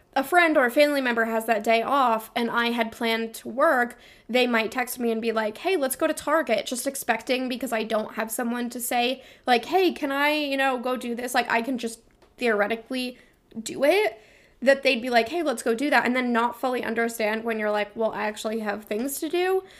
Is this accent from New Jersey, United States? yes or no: no; Vermont, United States; I'm from Vermont.